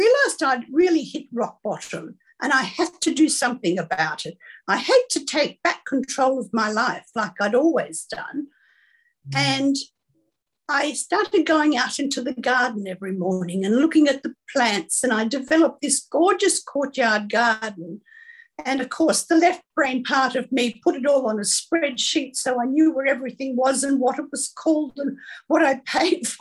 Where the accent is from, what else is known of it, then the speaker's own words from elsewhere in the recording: Sydney, New South Wales, Australia; I was born in Sydney, the daughter of two perfectionists